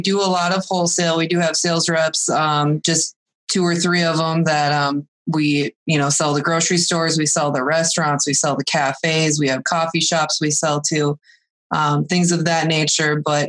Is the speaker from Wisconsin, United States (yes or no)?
yes; Wisconsin, United States; Cashin, Wisconsin. So southern Wisconsin.